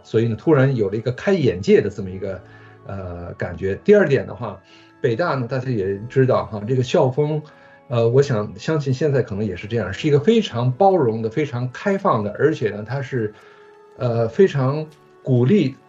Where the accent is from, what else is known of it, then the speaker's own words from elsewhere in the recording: Beijing, China; accent: 京腔; moved away as an adult; also born or lived in United States; 虽然是一个外国人，但是我一直是在北京就长大的